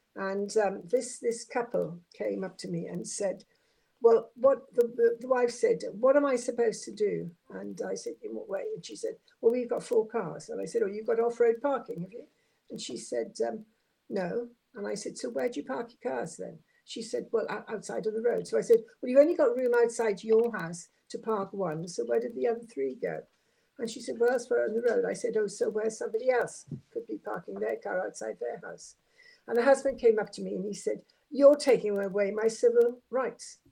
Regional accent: Swansea, Wales, United Kingdom; moved away as an adult; also born or lived in Aberystwyth / London; now in Portsmouth, United Kingdom; as you can tell by my accent, I'm not a native of Portsmouth. I come originally from Swansea.

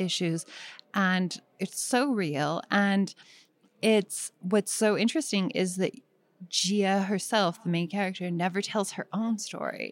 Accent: Bay Area, Marin County, California, United States; also born or lived in East Bay; I'm from the Bay Area, and I was born in Marin County, which is a strange place, and then spent weekends in the East Bay

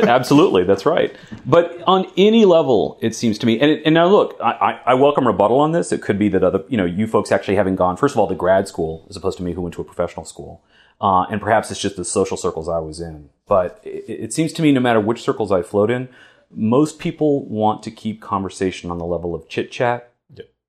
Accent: United States; as an American

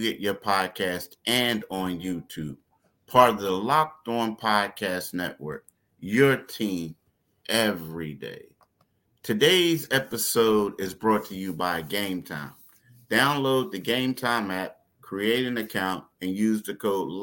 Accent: Philadelphia, Pennsylvania, United States; As a kid growing up in Philadelphia

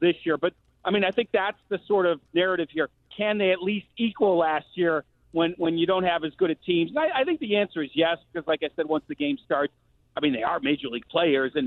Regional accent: Chicago, Illinois, United States; I grew up in Chicago

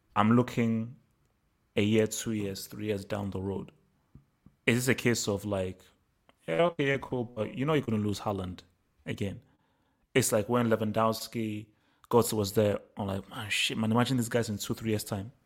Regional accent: Nigeria; moved away; also born or lived in England; I grew up in Nigeria

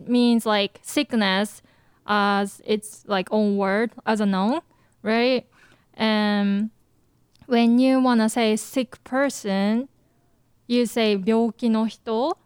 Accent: Japan; moved away; I grew up in Japan

